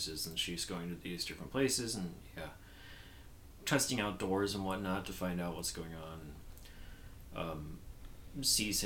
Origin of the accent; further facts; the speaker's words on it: United States; I will not get as an American